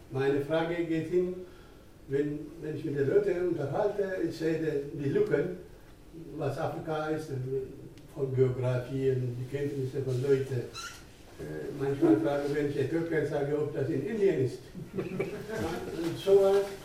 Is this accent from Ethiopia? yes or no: yes; Ethiopia; German is a second language; now in Germany; ich bin jetzt über 30 Jahre hier in Deutschland. Äh, ich, hatte, ich komme aus Äthiopien